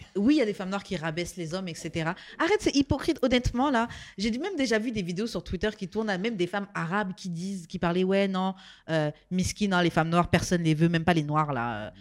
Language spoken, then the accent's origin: French; France; moved away; also born or lived in Martinique; j'ai pas grandi ici, mais moi, hein, en tant que française qui arrivé ici